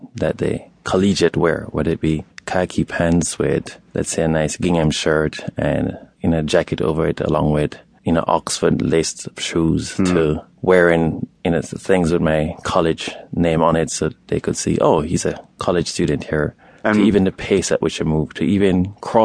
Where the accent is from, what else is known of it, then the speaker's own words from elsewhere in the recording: Jamaica; moved away as an adult; also born or lived in New Orleans; now in United States; when I was growing up in Jamaica